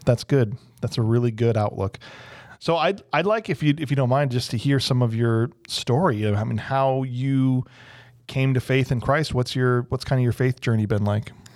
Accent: Illinois, United States; moved away; I'm from Illinois

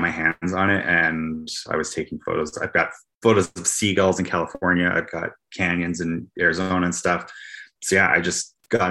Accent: Banff, Alberta, Canada; now in Calgary, Canada; Like my hometown where I was born, Banff, Alberta.

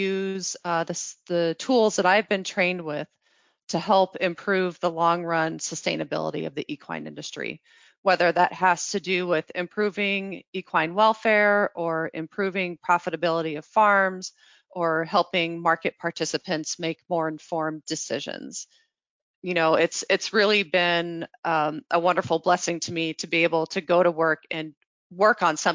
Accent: New Mexico, United States; now in Kentucky, United States; I grew up in New Mexico

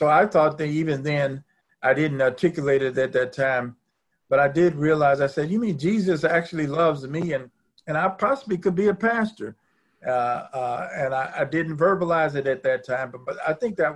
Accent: Chicago, Illinois, United States; I'm originally from Chicago

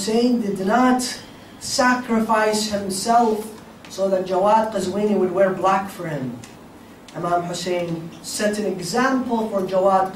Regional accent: United States

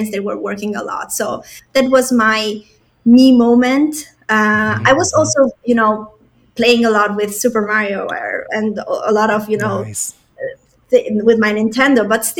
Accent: Italy; also born or lived in Albania / Germany; I was born in Albania. It's a small city in East Europe, but I have traveled a lot in my life. So I started to travel since I was a little kid, and I lived in Germany, and then I spent most of my childhood in Italy.

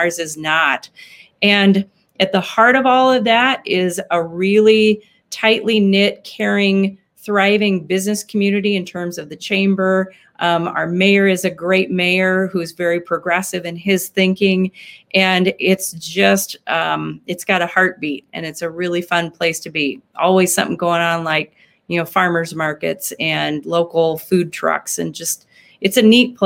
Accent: Nebraska, United States; now in Sioux Falls, United States; I'm a Midwestern kid. I grew up in Nebraska

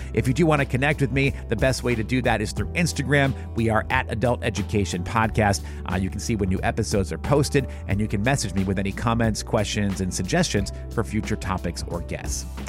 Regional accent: New Hampshire, United States; my own growing up in New Hampshire in the 90s

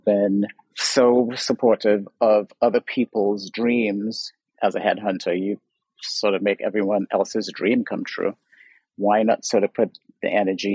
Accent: Trinidad & Tobago; now in Los Angeles, United States; I'm from Trinidad, so I was raised, grew up in Trinidad

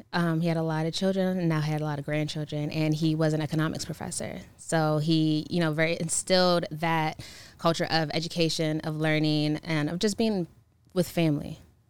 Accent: Maryland, United States; born there; No, I mean, I was born in Maryland.

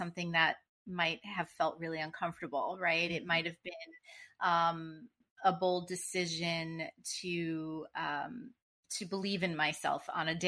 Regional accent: New Jersey, United States; I'm from Jersey

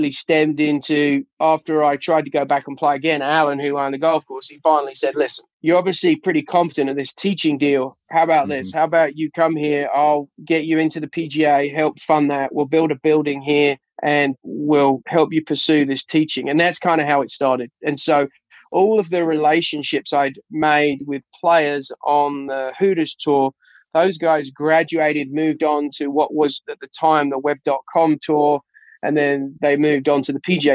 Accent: Surrey, South East England, United Kingdom; now in United States; I grew up in Surrey, England

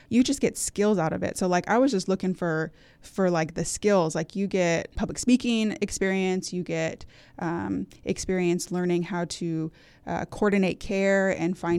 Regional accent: California, United States; now in Hampton Roads, United States; I grew up and was born and raised in Northern California with my husband. Um, we're both from the California area, and we moved here in 2014 when he got orders for Norfolk uh, Naval Base.

